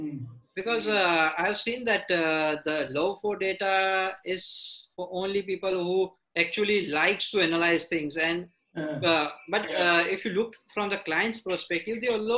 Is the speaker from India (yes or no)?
yes; India; an Indian company owner